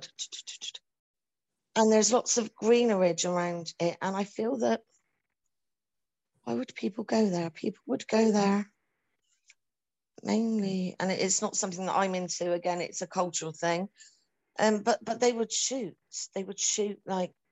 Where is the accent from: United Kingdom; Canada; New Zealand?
United Kingdom; I'm from the United Kingdom.